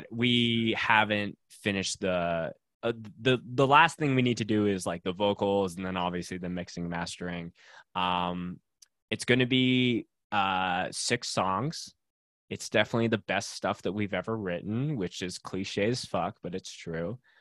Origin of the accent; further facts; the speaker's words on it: Winnipeg, Manitoba, Canada; moved away as an adult; now in Calgary, Canada; I grew up in Winnipeg, Manitoba, so dead center of Canada